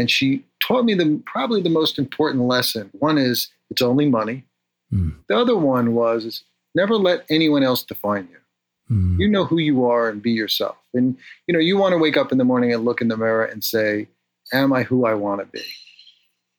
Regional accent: New York City, New York, United States; moved away; I grew up in the North Bronx

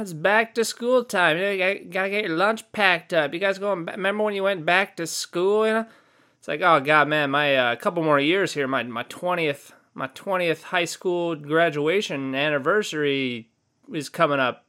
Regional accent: California, United States; I'm from California

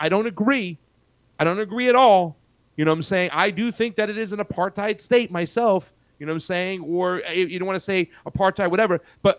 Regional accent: Boca Raton, Florida, United States; also born or lived in New York; I'm from Boca Raton, Jason. I moved from New York to Boca Raton at a young age.

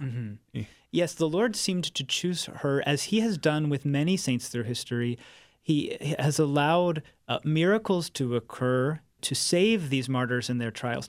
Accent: St. Louis, Missouri, United States; moved away as an adult; now in California, United States; my hometown of St. Louis

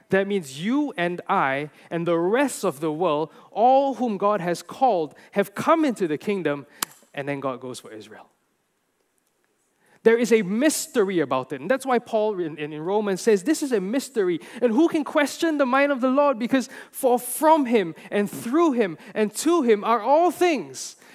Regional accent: Malaysia; I'm a Gentile. I'm Chinese. I'm Malaysian.

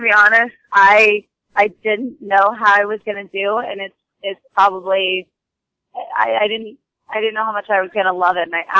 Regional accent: California, United States; Well, I'm from California, and my family's from the East Coast, but I am a California born and raised.

